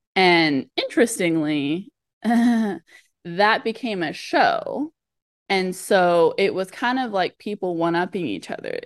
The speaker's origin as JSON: {"language": "English", "region": "Southern California", "country": "United States", "tie": "born or raised there", "said": "I grew up in Southern California in the U S"}